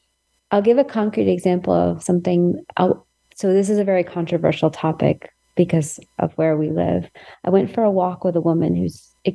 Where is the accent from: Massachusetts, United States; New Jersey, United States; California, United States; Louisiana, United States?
California, United States; And I'm coming from California, so you can just import whatever stereotype you have about California.